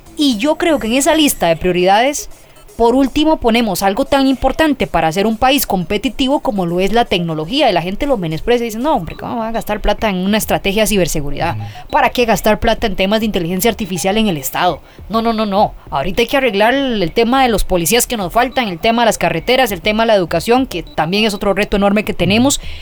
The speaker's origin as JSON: {"language": "Spanish", "country": "Costa Rica", "said": "yo pienso como tica"}